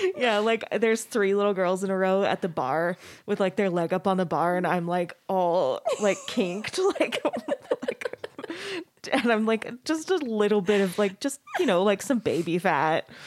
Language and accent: English; Arizona, United States; I grew up in Arizona